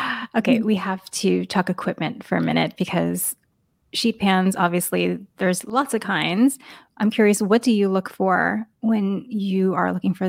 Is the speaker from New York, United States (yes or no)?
yes; New York, United States; I grew up in New York